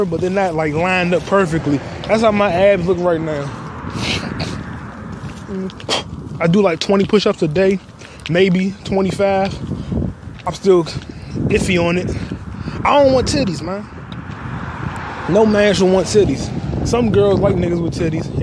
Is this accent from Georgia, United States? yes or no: no; North Bergen, New Jersey, United States; I'm from North Bergen, New Jersey